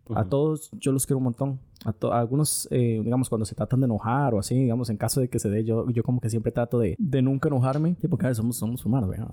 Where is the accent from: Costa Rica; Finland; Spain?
Costa Rica; nosotros estamos adoptando un acento los ticos